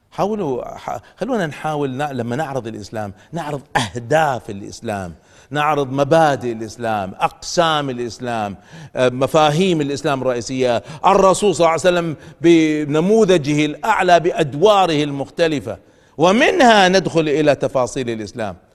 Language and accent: Arabic; Kuwait; عندنا في الكويت